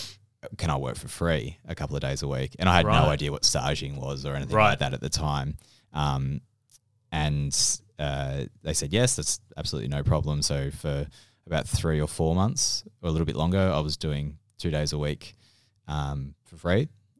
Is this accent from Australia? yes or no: yes; Melbourne, Victoria, Australia; moved away; And I had no idea what Attica was, and I was from Melbourne. {S0} Yes. {S1} Well, not from Melbourne, you know, from the Yarra.